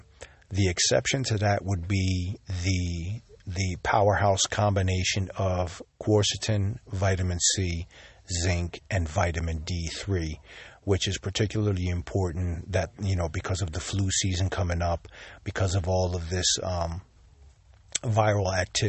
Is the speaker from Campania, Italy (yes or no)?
no; Sicily, Italy; I was born here in Sicily, and I was baptized as a Catholic.